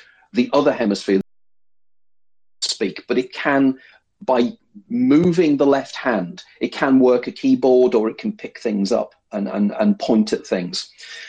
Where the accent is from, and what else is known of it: Liverpool, North West England, United Kingdom